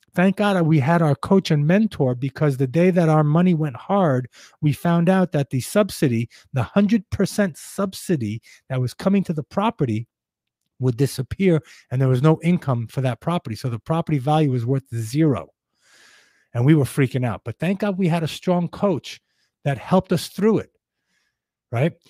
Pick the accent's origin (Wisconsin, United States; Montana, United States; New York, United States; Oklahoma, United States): New York, United States; New York City; growing up in Brooklyn, in uh, in a you know not best part of Brooklyn